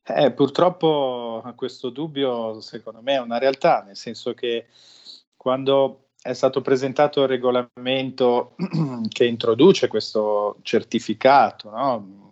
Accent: Liguria, Italy; io sono ligure, ma mm, la mia famiglia in parte viene da, un, da una località di montagna

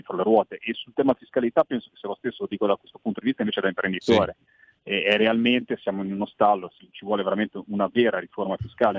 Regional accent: Liguria, Italy; io lo parlo da Ligure

